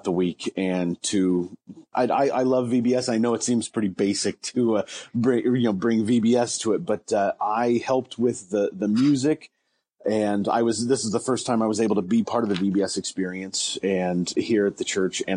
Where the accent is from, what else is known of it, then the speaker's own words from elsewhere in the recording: Ligonier, Indiana, United States; now in Wabash, United States; the Ligonier United Methodist Church in what I consider my hometown